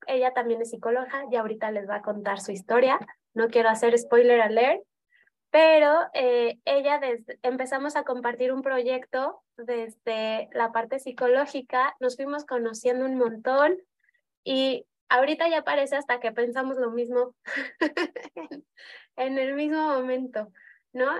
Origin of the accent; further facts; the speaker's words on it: Mexico City, Mexico; moved away as an adult; also born or lived in Buenos Aires; now in León, Mexico; yo soy de Ciudad de México y me mudé a León hace ocho años cuando mi primera hija nació